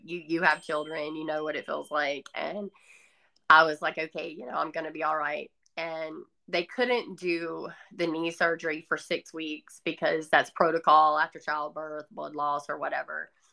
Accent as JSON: {"language": "English", "region": "the South", "country": "United States", "tie": "born or raised there", "accent": "Southern", "said": "I grew up in the South, obviously by this accent"}